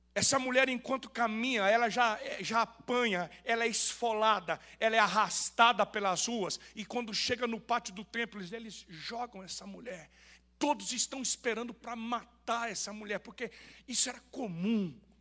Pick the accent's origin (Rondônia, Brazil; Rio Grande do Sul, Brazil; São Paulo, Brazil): Rondônia, Brazil; Eu nasci em Rondônia